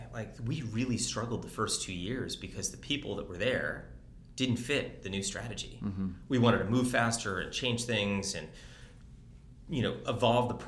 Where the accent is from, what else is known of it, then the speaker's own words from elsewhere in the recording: East Coast, Northeast, United States; moved away; also born or lived in Detroit, Michigan; I'm from the East Coast